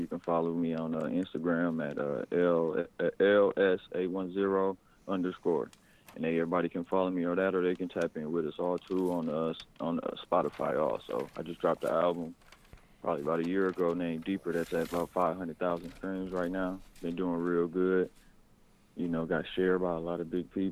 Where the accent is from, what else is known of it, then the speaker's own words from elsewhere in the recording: Flint, Michigan, United States; moved away as an adult; also born or lived in Arizona; now in Kansas City, United States; I kind of like grew up in Flint, Michigan all through my like, teenage years